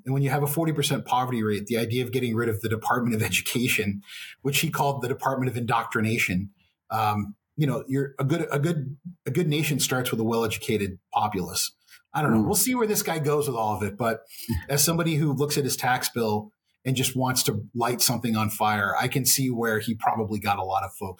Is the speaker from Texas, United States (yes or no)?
yes; Texas, United States; And being Texan, there's really very rarely a meal that doesn't involve beef.